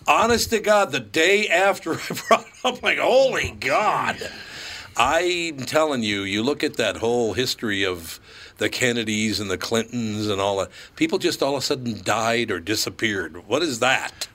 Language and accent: English; Minneapolis, Minnesota, United States; I grew up in North Minneapolis